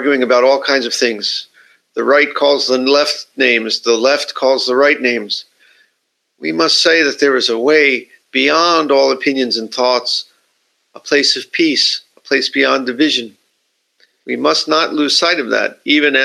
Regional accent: United States; now in Japan; my country, I'm from the United States

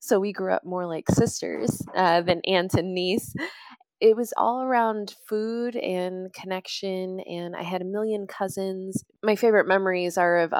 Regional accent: Chicago, Illinois, United States; moved away as an adult; now in Wellington, New Zealand; I'm originally from Chicago, Illinois, United States

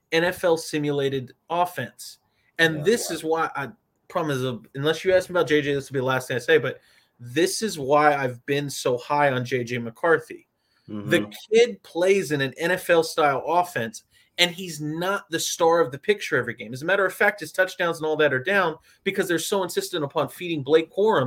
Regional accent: California, United States; I say this as a Californian born and raised

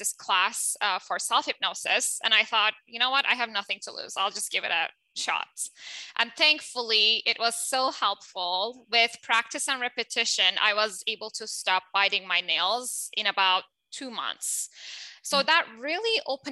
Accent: Turkey; English is a second language; moved away; I'm originally from Turkey, as you can tell from my accent

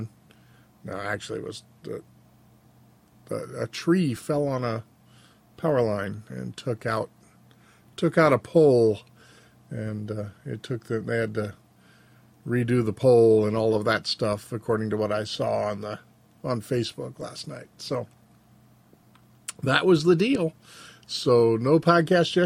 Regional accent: Frenchtown, United States; The house that I grew up in Frenchtown, was actually capable of functioning without electricity

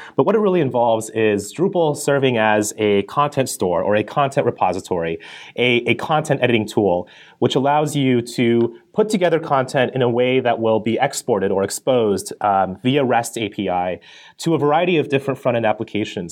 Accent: Colorado, United States; I grew up in Colorado

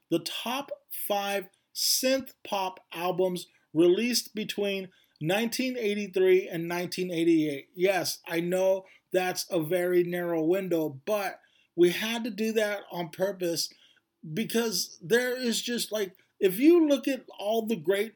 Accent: Bakersfield, California, United States; Sarah and Alicia and I all grew up in Bakersfield, California

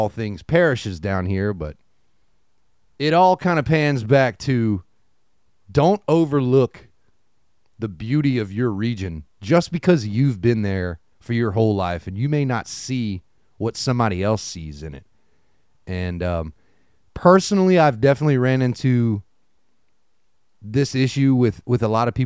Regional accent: Lafayette, Louisiana, United States; moved away as an adult; now in New Orleans, United States; I'm from Lafayette

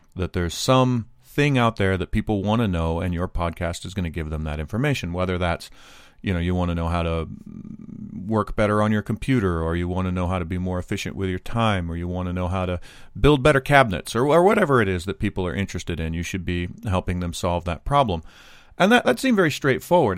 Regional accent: United States; I'm not immune to being an American. I'm not immune to my, my culture and how I was raised

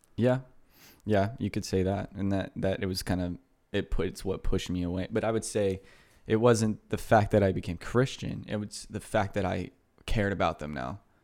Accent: Houston, Texas, United States; moved away; I, uh, lived in Kingwood, which is just a suburb of Houston for my high school, uh, years

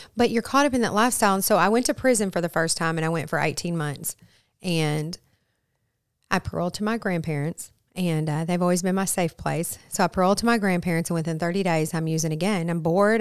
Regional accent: Flint, Michigan, United States; moved away; also born or lived in Arkansas; I am originally from Flint, Michigan

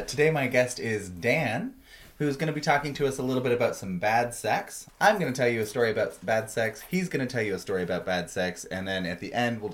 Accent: Canada; I'm a Canadian

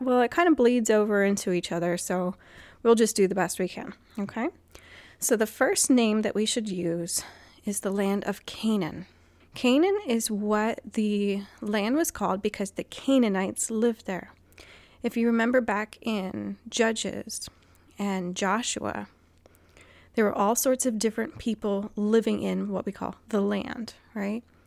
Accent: Guam; moved away; when I was growing up on Guam

